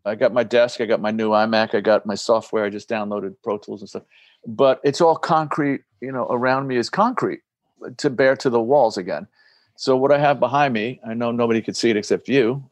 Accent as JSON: {"language": "English", "town": "New York City", "region": "New York", "country": "United States", "tie": "born or raised there", "said": "growing up in the Bronx, Ricky. Oh, yeah, man. I lived there until maybe I was 12 or 13."}